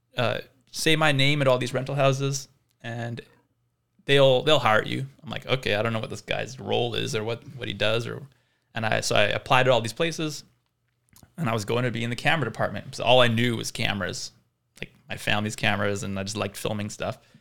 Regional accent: Vancouver, British Columbia, Canada; also born or lived in South Africa; from South Africa, but my family moved to Vancouver when I was eight, hence no accent

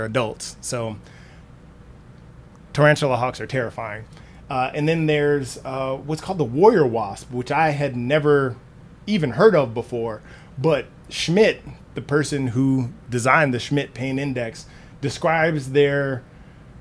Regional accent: the South, United States; I was raised in the South

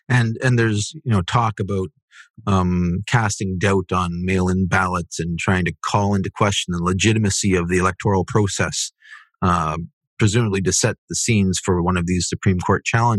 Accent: Canada; As a Canadian

